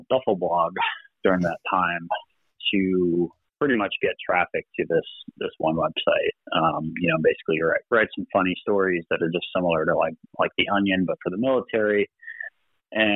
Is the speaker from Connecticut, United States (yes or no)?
yes; Connecticut, United States; I'm originally from Connecticut